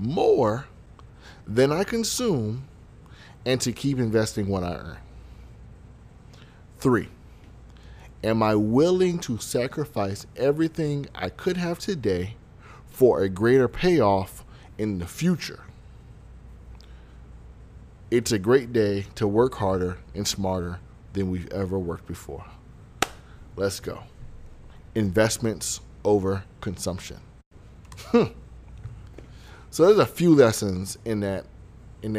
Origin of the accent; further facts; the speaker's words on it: Broward County, Florida, United States; I am from Broward County